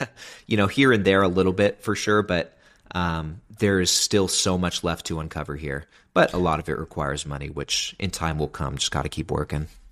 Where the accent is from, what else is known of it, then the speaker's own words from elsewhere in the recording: Sacramento, California, United States; moved away; I'm originally from Sacramento, California.